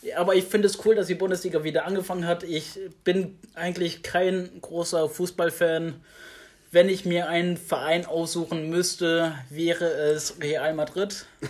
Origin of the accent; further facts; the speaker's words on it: Germany; ich bin in Deutschland geboren, ich bin hier aufgewachsen